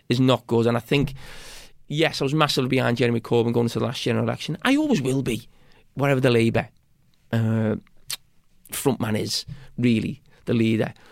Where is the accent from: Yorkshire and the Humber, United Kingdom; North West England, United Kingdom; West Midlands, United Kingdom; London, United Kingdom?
North West England, United Kingdom; Bootle; I'm from Bo-, Bootle, which is probably one of the poorest